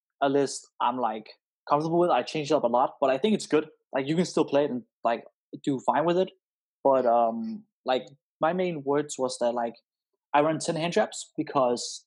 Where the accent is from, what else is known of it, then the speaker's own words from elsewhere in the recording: Denmark; I'm from Denmark